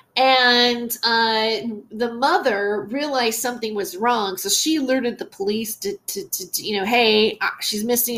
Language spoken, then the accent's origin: English; United States; I'm an American